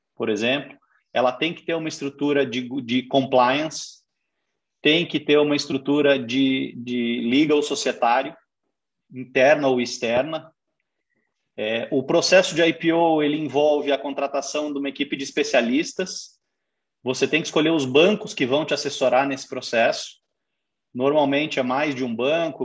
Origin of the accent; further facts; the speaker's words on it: Curitiba, Paraná, Brazil; also born or lived in São Paulo; sou de São Paulo, me criei em Curitiba, fiz toda a carreira aqui